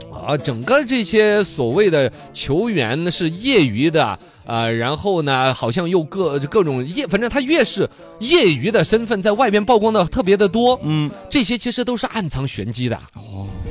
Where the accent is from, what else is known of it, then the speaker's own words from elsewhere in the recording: China; 我们中国人的乒乓球文化